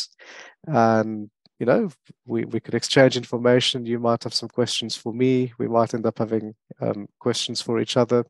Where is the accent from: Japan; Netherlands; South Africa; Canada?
South Africa; first language French; also born or lived in Mauritius / Worcester, South Africa; now in Birmingham, United Kingdom; I was born in Mauritius, so grew up French speaking, but I don't sound very French because I grew up in South Africa. So age 3, my parents moved to South Africa